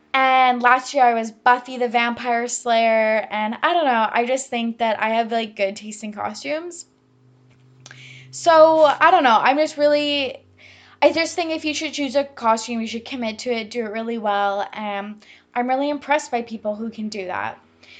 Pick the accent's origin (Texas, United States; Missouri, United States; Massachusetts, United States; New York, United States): Massachusetts, United States; accent: Boston; But that is my Boston accent. Don't at me. I know it's literal trash.